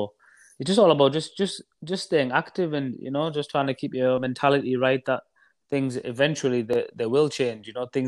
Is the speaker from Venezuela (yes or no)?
no; Middlesbrough, North East England, United Kingdom; a small town called Middlesbrough in the northeast of England.